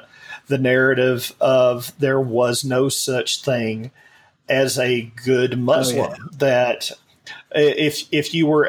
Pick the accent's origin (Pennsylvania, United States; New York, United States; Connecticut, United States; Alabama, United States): Alabama, United States; moved away; also born or lived in Missouri; I was born in Missouri and then raised in Alabama